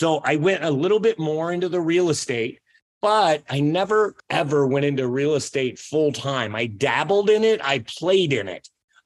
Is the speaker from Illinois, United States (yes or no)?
yes; Aledo, Illinois, United States; I grew up in Aledo, Illinois